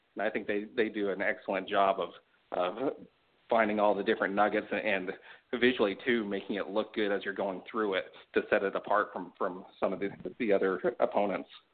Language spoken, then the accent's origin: English; Sugar City, Idaho, United States; moved away; I grew up in a town called, the, the name of it is actually Sugar City